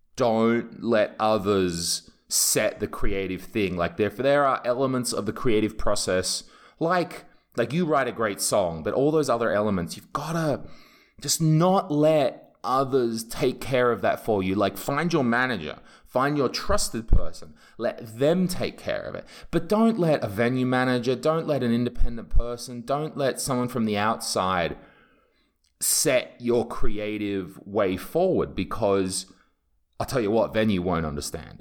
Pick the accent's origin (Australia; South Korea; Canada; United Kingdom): United Kingdom; England; now in Estonia; I'm English and I don't speak Estonian